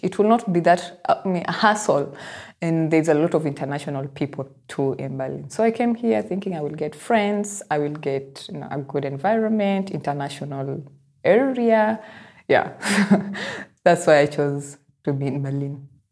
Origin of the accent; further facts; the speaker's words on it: Nairobi, Kenya; I am from Nairobi